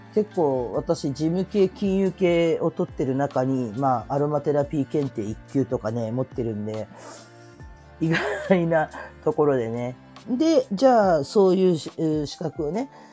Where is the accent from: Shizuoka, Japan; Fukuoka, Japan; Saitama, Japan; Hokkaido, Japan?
Fukuoka, Japan; Kurume; moved away; also born or lived in Chiba; 私の地元の久留米